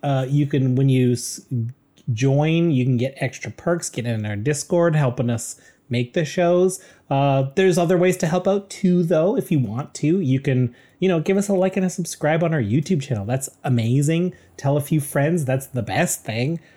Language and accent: English; Canada; We're proud Canadian podcasters